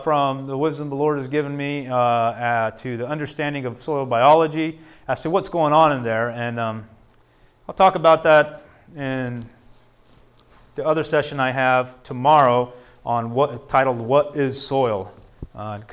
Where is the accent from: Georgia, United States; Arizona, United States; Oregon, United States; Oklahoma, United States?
Arizona, United States; Tucson; just outside of Tucson, an area where I'm from